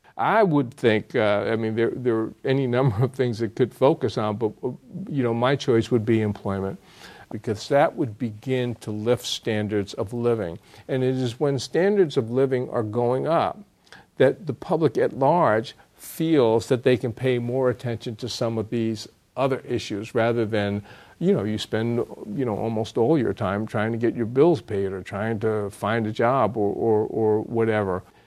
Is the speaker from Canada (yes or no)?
no; United States; growing up in America